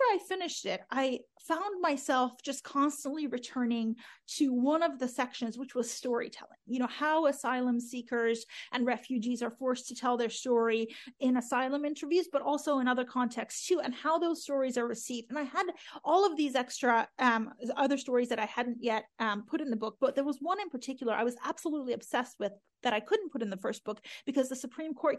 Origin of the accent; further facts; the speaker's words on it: Oklahoma, United States; also born or lived in Iran; growing up in Oklahoma